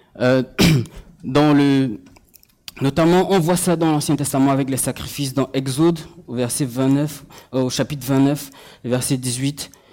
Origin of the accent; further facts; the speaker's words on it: Cameroon; moved away; j'ai grandi au Cameroun et du coup, euh, euh quand je, rentre au Cameroun